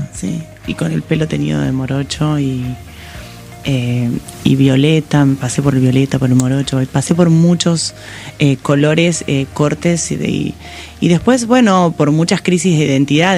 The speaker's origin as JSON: {"language": "Spanish", "town": "Pigüé", "region": "Buenos Aires Province", "country": "Argentina", "tie": "born or raised there", "said": "yo nací en Pigüé, en realidad eh, es una ciudad del sur de, la provincia de Buenos Aires, casi, casi La Pampa"}